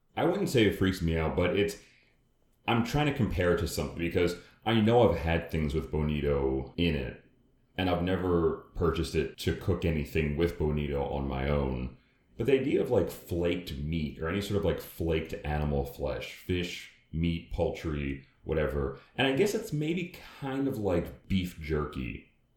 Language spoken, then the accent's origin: English; United States; accent: American; we're American, if you can't tell by our accents